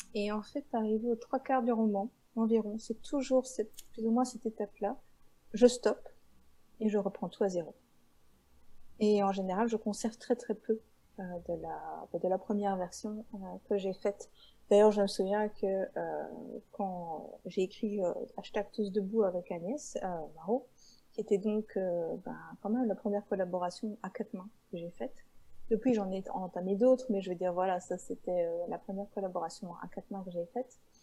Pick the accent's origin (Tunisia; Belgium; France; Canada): Belgium; je viens de Belgique, mais je ne suis pas des Ardennes